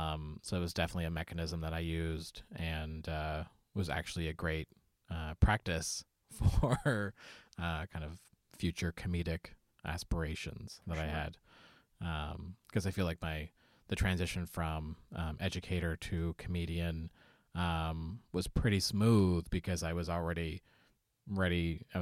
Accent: Nova Scotia, Canada; now in Halifax, Canada; I grew up on the Eastern Shore of Nova Scotia, but I live in the city now.

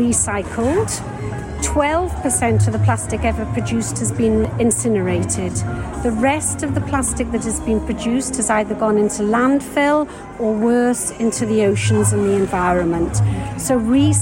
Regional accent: Swansea, Wales, United Kingdom; now in East Sheen, United Kingdom; I was brought up in Swansea beside the sea

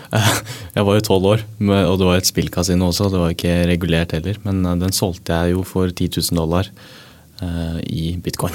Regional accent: Norway; jeg er norsk

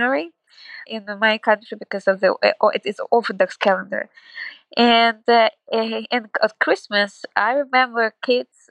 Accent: Kyiv, Ukraine; moved away as an adult; now in Krakow, Poland; I am originally from Kyiv, was born in Kyiv, and spent almost all my life there

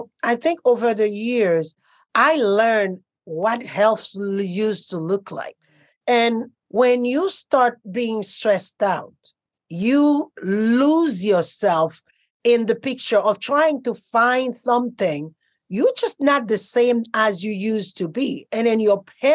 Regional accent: Costa Rica; moved away; also born or lived in Haiti / Europe; I grew up born in Haiti, grew up in Costa Rica, and my life developed in Europe.

